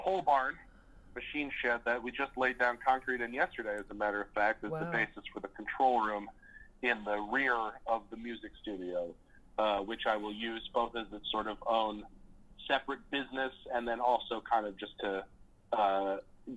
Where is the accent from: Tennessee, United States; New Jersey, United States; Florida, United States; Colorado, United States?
Colorado, United States; Boulder; moved away as an adult; now in Chicago, United States; I came from, I grew up in Colorado, in Boulder.